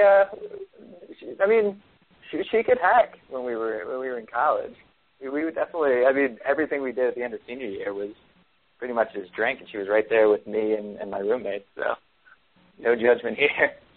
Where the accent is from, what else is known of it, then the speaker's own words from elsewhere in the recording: Long Island, New York, United States; growing up on Long Island